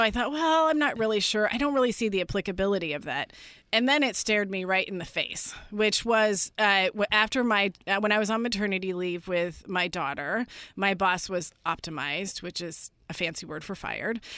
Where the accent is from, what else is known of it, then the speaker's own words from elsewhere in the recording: Northern California, United States; I grew up in Northern California.